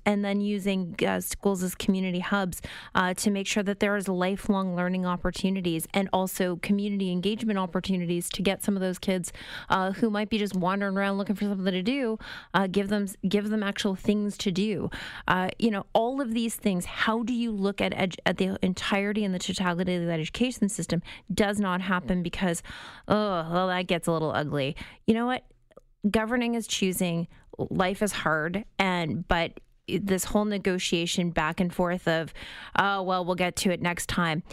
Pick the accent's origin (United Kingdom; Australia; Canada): Canada; outside of Windsor, Ontario; I grew up outside of Windsor